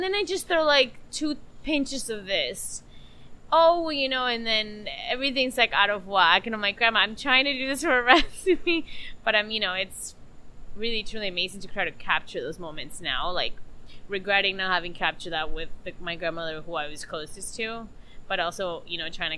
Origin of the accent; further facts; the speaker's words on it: Peru; now in United States; I've gone back to Peru in my hometown